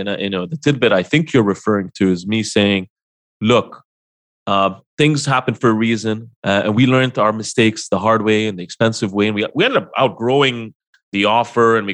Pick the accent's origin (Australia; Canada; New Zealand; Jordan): Jordan; moved away; Jordan, which is my hometown